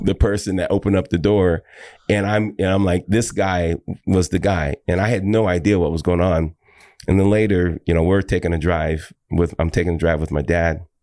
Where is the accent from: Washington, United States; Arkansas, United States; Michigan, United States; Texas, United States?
Washington, United States; Tacoma; also born or lived in Seattle, Washington; I am from Seattle, Washington. I was born in an area outside of Seattle called Tacoma, Tacoma, Washington